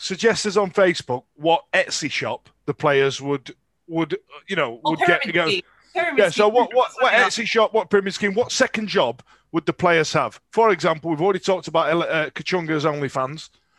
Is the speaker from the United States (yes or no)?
no; Yorkshire and the Humber, United Kingdom; And we're from Yorkshire, so we're not backward at coming forward and all the other stereotypes that go with it.